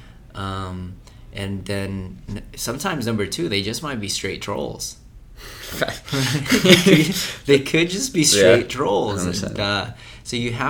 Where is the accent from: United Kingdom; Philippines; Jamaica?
Philippines; I was raised in Philippines.